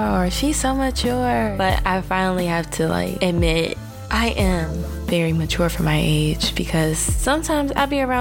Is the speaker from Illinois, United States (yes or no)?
yes; Chicago, Illinois, United States; now in Kansas, United States; I am from Chicago